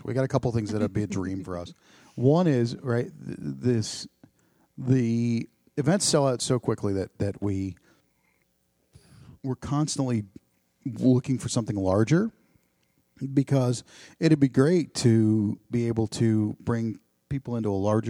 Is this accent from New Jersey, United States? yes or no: yes; New Jersey, United States; now in Ohio, United States; I'm from New Jersey